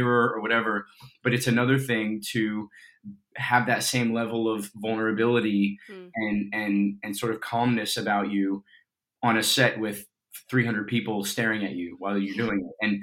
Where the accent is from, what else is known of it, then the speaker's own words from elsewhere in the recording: Colorado, United States; moved away; I grew up in Colorado